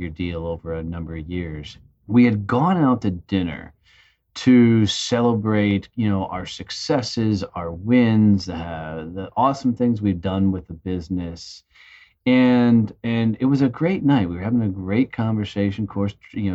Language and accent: English; Fort Worth, Texas, United States; In my hometown of Fort Worth, Texas